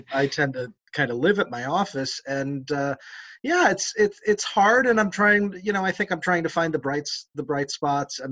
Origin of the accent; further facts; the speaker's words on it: Cleveland, Ohio, United States; moved away; I grew up in Cleveland, Ohio